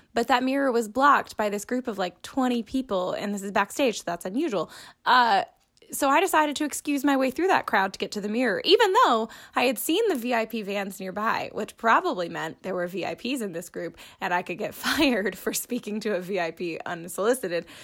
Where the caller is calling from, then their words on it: Orlando, Florida, United States; I'm calling from Orlando, Florida